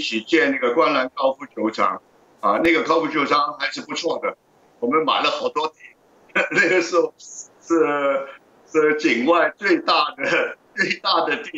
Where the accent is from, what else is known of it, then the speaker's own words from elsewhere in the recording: Hong Kong; moved away as an adult; also born or lived in Shanghai, China / Beijing, China / New York, United States; 我呢就在上海出生，七岁到香港，小学、中学基本上在香港读的，大学来来来了美国。那么我二十一岁就出来做生意了，呃，大概一生人七十一年呢。在香港大概是三十年，在中国大陆二十